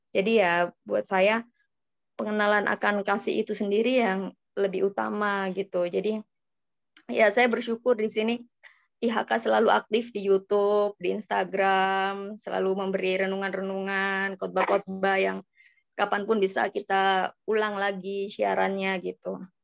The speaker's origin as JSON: {"language": "Indonesian", "town": "Surabaya", "region": "East Java", "country": "Indonesia", "said": "Ya, kalau uh, saya dari Surabaya."}